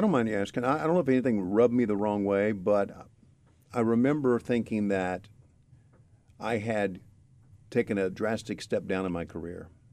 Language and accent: English; Virginia, United States; I'm from Virginia